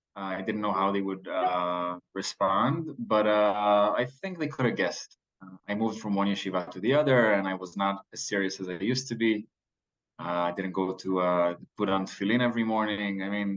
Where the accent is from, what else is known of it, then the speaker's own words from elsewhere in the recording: Jerusalem, Jerusalem District, Israel; English is a second language; also born or lived in Borough Park, New York, United States; I was born in Jerusalem.